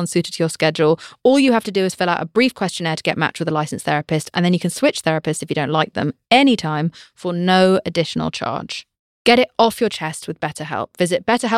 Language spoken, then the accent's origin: English; United Kingdom; I'm British